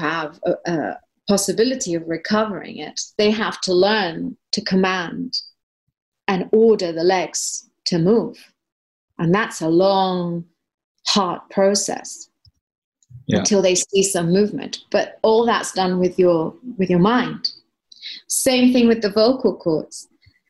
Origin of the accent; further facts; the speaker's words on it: East Putney, London, United Kingdom; Well, I was from East Putney.